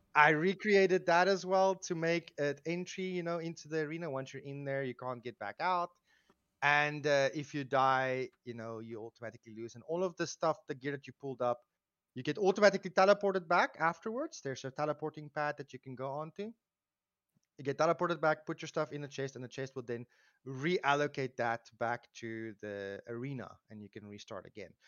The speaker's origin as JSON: {"language": "English", "country": "South Africa", "said": "I, uh, live, or I come from South Africa. I live in South Africa still"}